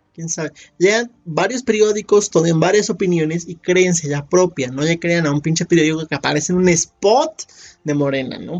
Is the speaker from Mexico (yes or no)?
yes; Mexico; somos muchos mexicanos